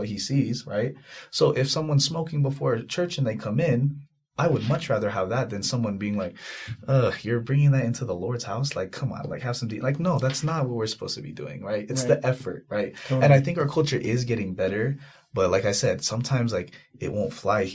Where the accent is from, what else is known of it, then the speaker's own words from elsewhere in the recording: Utah, United States; when I would serve my mission and they would ask where I'm from, I would say, oh, I'm from Utah